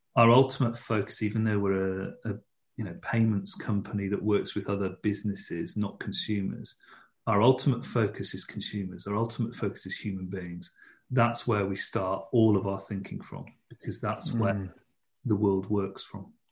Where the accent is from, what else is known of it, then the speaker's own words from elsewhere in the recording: United Kingdom; we're British